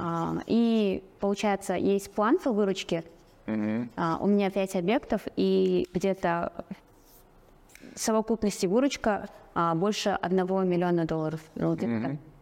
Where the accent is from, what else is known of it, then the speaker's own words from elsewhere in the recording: Aktau, Mangystau Region, Kazakhstan; now in Astana, Kazakhstan; я сама родом из Актау, сейчас я живу в Астане